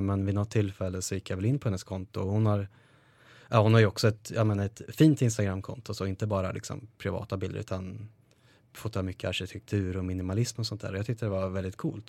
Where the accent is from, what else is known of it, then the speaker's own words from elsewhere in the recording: Karlskoga, Örebro County, Sweden; moved away as an adult; de tjejerna och killarna som jag hade hemma i Karlskoga